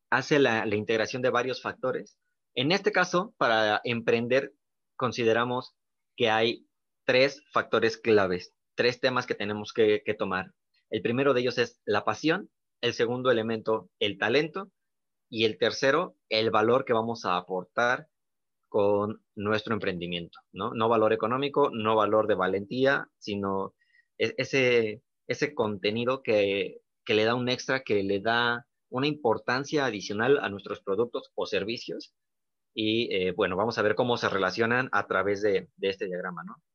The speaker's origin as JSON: {"language": "Spanish", "country": "Mexico", "said": "esta parte mexicana que también tenemos, pues sentirnos orgullosos, ¿no? Que como mexicanos también podemos"}